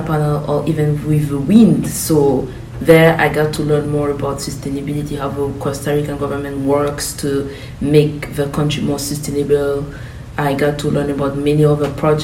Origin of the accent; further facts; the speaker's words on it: Burkina Faso; moved away as an adult; now in Greenville, United States; I am from Burkina Faso, a country located in West Africa.